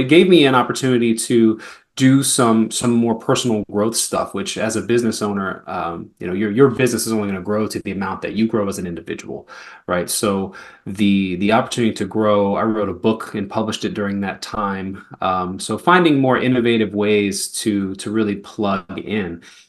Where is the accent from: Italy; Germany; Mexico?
Germany; also born or lived in Spain / Atlanta, United States; now in United States; So I spent a lot of time in Europe. I grew up in Germany and in Spain for probably half of the first 15, 16 years of my life before, you know, settling in the greater Atlanta area and then now Florida.